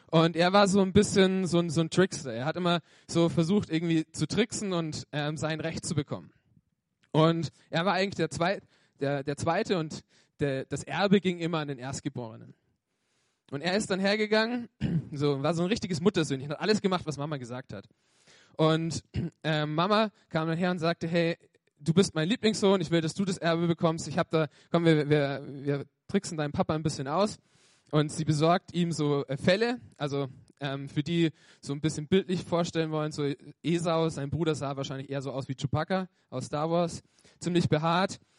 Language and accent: German; Bavaria, Germany; born there; ich bin gebürtiger Franke, also ich komme aus dem schönsten äh, Bundesland Deutschlands, Franken.